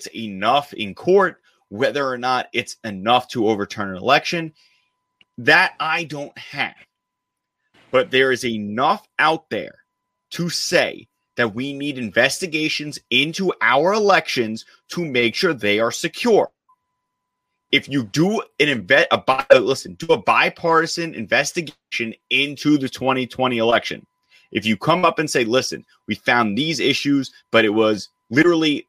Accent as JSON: {"language": "English", "country": "United States", "said": "as an American citizen"}